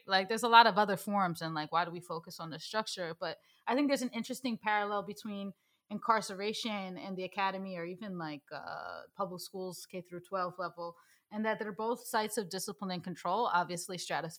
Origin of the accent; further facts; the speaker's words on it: New York City, New York, United States; my experience of, you know, living and growing up in New York City.